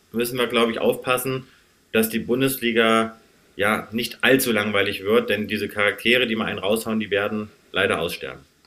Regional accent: Kassel, Hesse, Germany; Ich komme gebürtig aus Kassel, also gar nicht so weit von euch entfernt

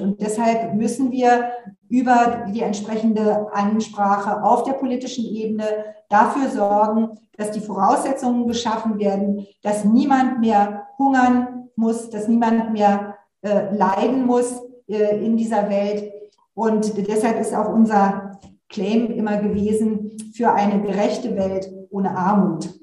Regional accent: Berlin, Germany; ich bin in Berlin, ich komme auch aus Berlin, bin hier aufgewachsen

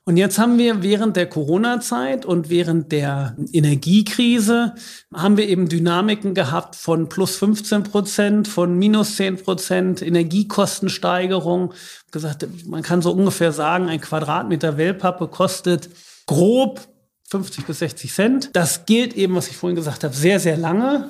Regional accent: Northeim, Lower Saxony, Germany; moved away as an adult; also born or lived in Aachen / Detroit; ich bin ganz normal hier in Nordheim aufgewachsen, bin hier zur Schule gegangen

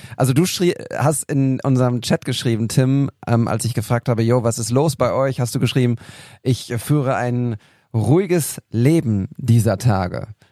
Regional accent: Altenberge, North Rhine-Westphalia, Germany; in meinem Heimatdorf in Altenberge

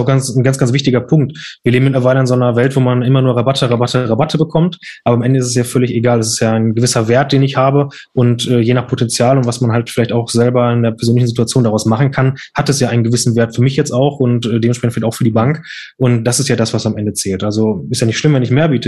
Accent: Lünen, North Rhine-Westphalia, Germany; in Lünen hier, weil ich ja dort nicht aufgewachsen bin

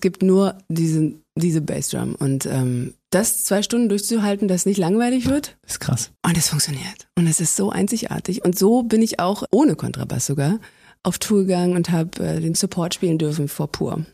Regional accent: Berlin, Germany; also born or lived in Zossen, Brandenburg; Und ich bin ja Berliner.

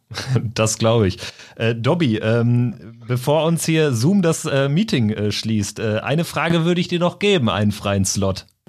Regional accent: Lippstadt, North Rhine-Westphalia, Germany; ich komme so aus der Region Lippstadt 08

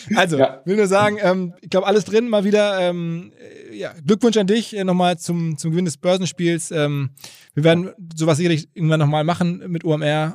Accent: Essen, North Rhine-Westphalia, Germany; moved away; meiner Heimatstadt Essen

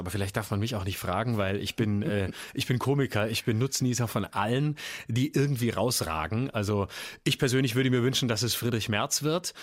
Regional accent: Lörrach, Baden-Württemberg, Germany; Ich bin groß geworden in Lörrach

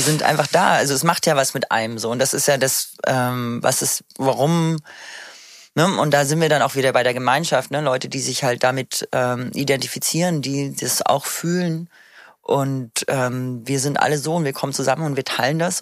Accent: Munich, Bavaria, Germany; now in Berlin, Germany; ich komme ja aus München

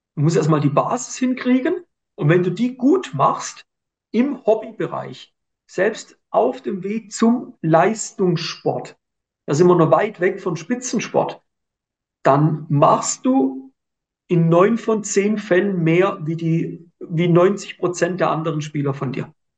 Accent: Switzerland; bei uns in der Schweiz

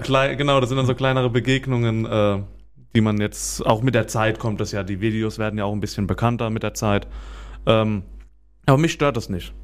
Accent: Weinheim, Baden-Württemberg, Germany; weil es halt für mich die Heimat ist. Ich komme ja aus Weinheim

